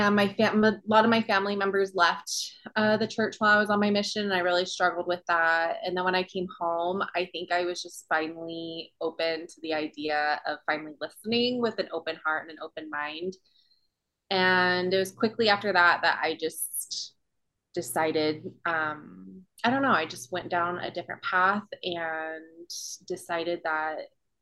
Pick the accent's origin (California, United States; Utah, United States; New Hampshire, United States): Utah, United States; Provo; also born or lived in Hawaii; I grew up in Provo, Utah. I was born and raised there.